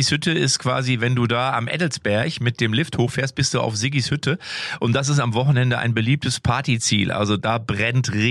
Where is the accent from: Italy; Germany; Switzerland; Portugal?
Germany; Lippstadt, North Rhine-Westphalia; also auch bei uns in Lippstadt, ich komme ja aus Lippstadt, wie ihr wisst, ist ein beliebtes Ausflugsziel